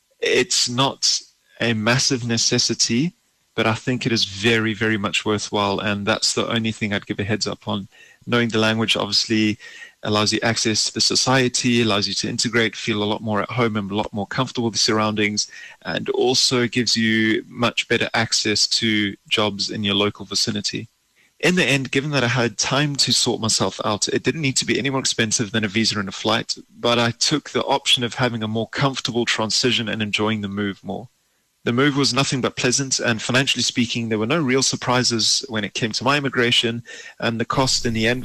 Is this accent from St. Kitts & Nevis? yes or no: no; South Africa; moved away as an adult; now in Germany; I immigrated from South Africa to Germany in July of 2017, so it's been just over a year.